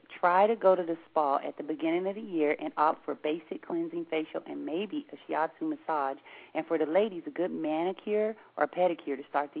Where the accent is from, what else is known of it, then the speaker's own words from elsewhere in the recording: Seattle, Washington, United States; But see, we're from Seattle. We ain't got nothing else to do but practice talking fast.